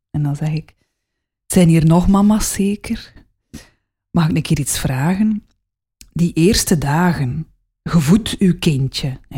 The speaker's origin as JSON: {"language": "Dutch", "region": "West Flanders", "country": "Belgium", "accent": "West Flemish"}